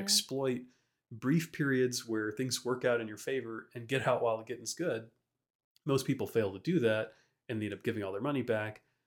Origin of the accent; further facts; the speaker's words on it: Baton Rouge, Louisiana, United States; So, Frankie and I, we grew up in Louisiana. We lived in Baton Rouge